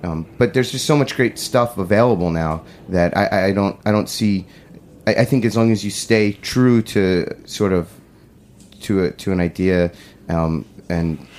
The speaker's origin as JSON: {"language": "English", "town": "Great Neck", "region": "New York", "country": "United States", "tie": "born or raised there", "said": "I grew up in Great Neck"}